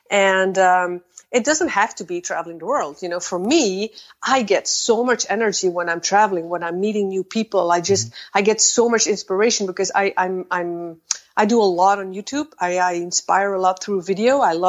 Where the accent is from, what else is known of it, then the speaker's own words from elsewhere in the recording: Belgium; now in Netherlands; I am originally from Belgium, just like you. And I am currently standing in the Netherlands.